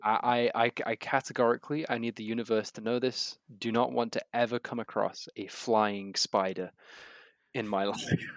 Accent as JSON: {"language": "English", "country": "United Kingdom", "said": "as a British reader"}